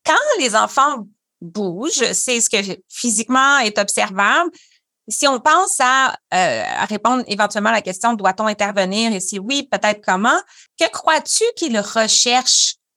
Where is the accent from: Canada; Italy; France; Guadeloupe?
Canada; Quebec; je suis ergothérapeute québécoise, canadienne